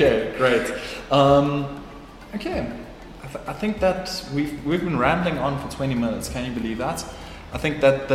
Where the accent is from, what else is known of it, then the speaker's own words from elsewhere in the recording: South Africa; as a South African designer